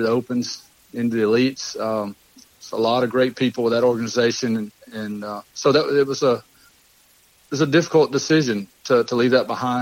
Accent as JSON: {"language": "English", "area": "Lake Martin", "region": "Alabama", "country": "United States", "tie": "born or raised there", "said": "I grew up on Lake Martin"}